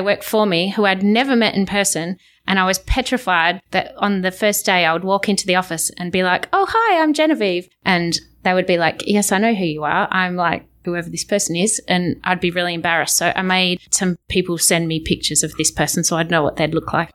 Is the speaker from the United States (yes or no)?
no; Australia; accent: Australian; as an Australian